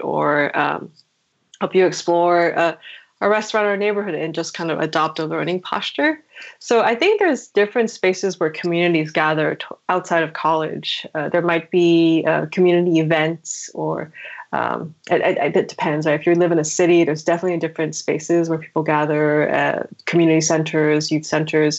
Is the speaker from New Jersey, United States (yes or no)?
yes; New Jersey, United States